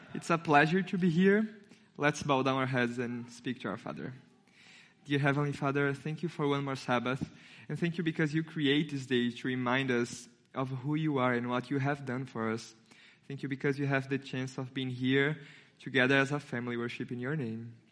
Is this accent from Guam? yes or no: no; Brazil; English is a second language; now in United States; I have an accent, because I'm not, I'm not American. I'm from Brazil